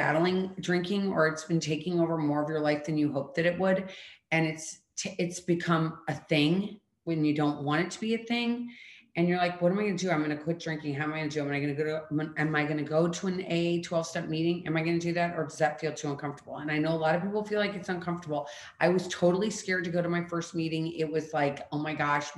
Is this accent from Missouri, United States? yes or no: yes; St. Louis, Missouri, United States; moved away as an adult; also born or lived in Colorado / Philadelphia / Washington, D.C.; now in Florida, United States; I was born in Colorado. I was raised in St. Louis, Missouri. And then at 18, I moved to Philadelphia